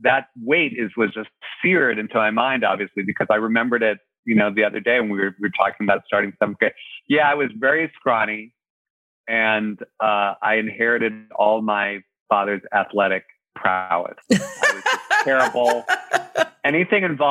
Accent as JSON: {"language": "English", "town": "Shaker Heights", "region": "Ohio", "country": "United States", "tie": "born or raised there", "also_born_or_lived": "California", "moved": "yes", "said": "I'm from Ohio"}